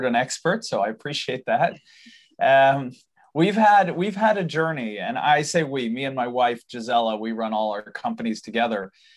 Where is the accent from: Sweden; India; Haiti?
Sweden; we live in Sweden. I'm born here, raised here. I apologize for my accent. That's my dad's fault. He's from the US. but I'm born and raised in Sweden